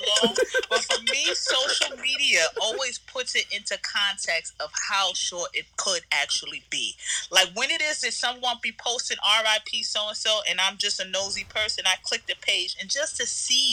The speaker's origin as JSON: {"language": "English", "town": "New York City", "region": "New York", "country": "United States", "tie": "born or raised there", "also_born_or_lived": "Texas / Florida / Atlanta / Los Angeles", "said": "I grew up in Queens most for majority of my life"}